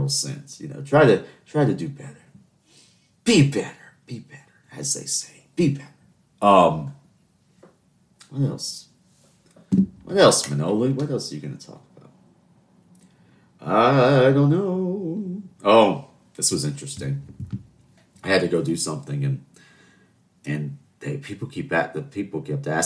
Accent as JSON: {"language": "English", "town": "Charleston", "region": "South Carolina", "country": "United States", "said": "I'm from Charleston."}